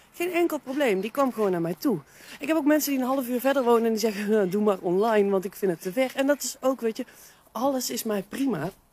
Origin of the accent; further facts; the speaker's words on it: Veldhoven, North Brabant, Netherlands; moved away as an adult; now in Nijmegen, Netherlands; Veldhoven is ook de plek waar ik opgegroeid ben. Daar heb ik de eerste 30 jaar van mijn leven gewoond